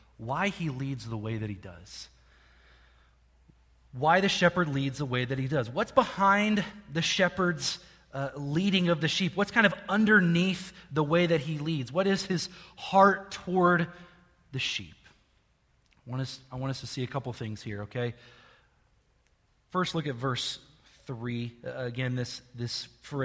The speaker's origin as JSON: {"language": "English", "town": "Jerseyville", "region": "Illinois", "country": "United States", "tie": "born or raised there", "said": "I grew up in Jerseyville, Illinois, which is not far from here, half an hour north of here"}